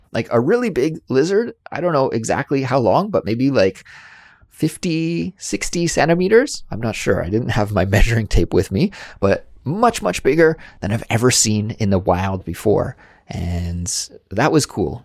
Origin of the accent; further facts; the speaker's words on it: Canada; moved away as an adult; now in South Korea; I was lucky enough to grow up in an area of Canada where many, many people had backyard swimming pools